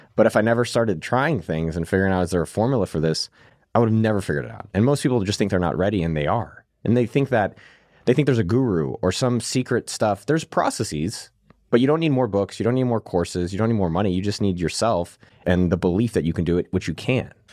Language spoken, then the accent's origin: English; Silicon Valley, California, United States; I come from Silicon Valley where I was very lucky to be around this, like, elite environment, working for Zuckerberg directly, growing up literally a few miles from Apple headquarters